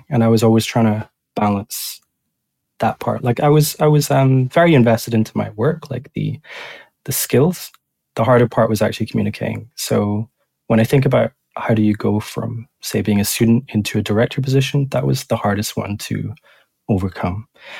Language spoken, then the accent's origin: English; Edinburgh, Scotland, United Kingdom; So, yeah, I'm from Edinburgh originally, actually.